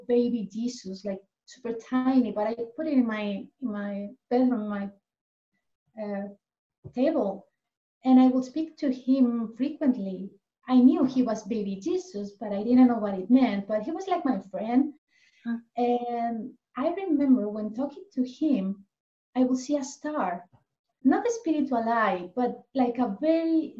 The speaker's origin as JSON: {"language": "English", "town": "Elche", "region": "Valencian Community", "country": "Spain", "tie": "born or raised there", "second_language": "English", "moved": "yes", "lives_now": "Ananda Village, United States", "said": "I'm originally from Spain, actually from the same city than Narayani, Elche."}